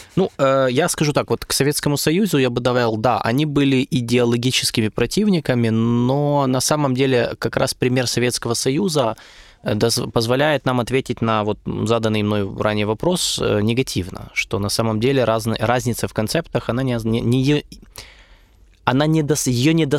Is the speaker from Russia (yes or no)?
no; Ukraine; в Украине